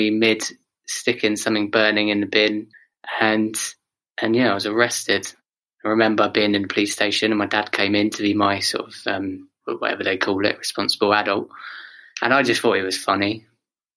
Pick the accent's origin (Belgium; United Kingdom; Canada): United Kingdom; Oxford, South East England; I grew up in Oxford